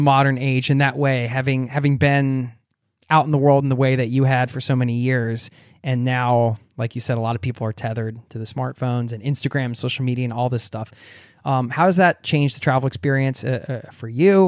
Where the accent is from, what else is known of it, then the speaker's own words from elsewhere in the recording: United States; now in Norway; I love my home country, America, where I come from. And I, I obviously I wouldn't be who I am without being raised there.